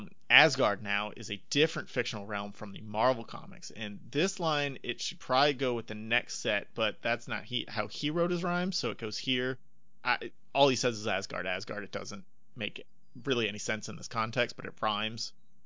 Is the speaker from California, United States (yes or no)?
no; Northern Florida, United States; I remember when I was growing up in Northern Florida